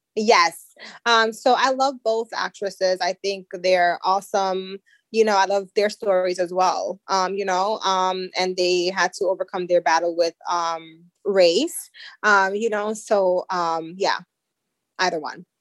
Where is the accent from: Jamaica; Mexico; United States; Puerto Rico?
Jamaica; I'm Jamaican